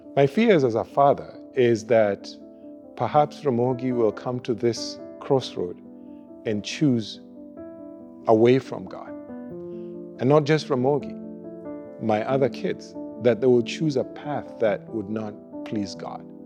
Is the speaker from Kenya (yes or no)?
yes; Kenya; also born or lived in United States; now in Winnipeg, Canada; we are originally from Kenya. Uh, moved to the United States.